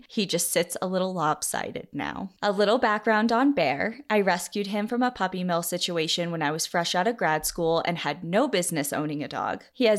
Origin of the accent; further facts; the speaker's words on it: Colorado, United States; Growing up in Colorado, I know all of this information, and because of that, always keep an eye out when walking my dogs.